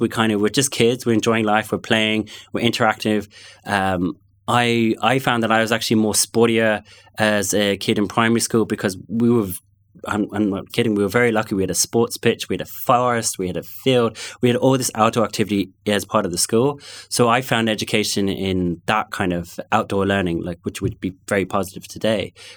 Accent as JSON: {"language": "English", "region": "London", "country": "United Kingdom", "tie": "born or raised there", "also_born_or_lived": "North Connemara", "accent": "London", "first_language": "English", "moved": "yes", "lives_now": "Galway, Ireland", "said": "I grew up in London, and it's funny, if I go back to London, I will, I still have those friends from primary school"}